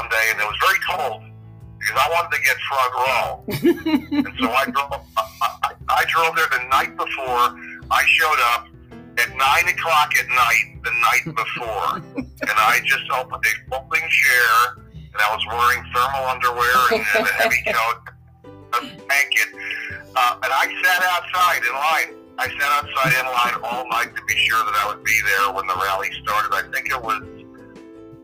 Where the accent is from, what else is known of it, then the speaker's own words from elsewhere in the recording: Manchester, New Hampshire, United States; now in New Jersey, United States; I'm from Manchester originally